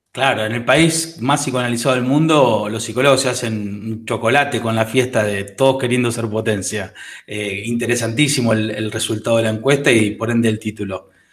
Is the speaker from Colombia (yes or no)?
no; Argentina; los argentinos somos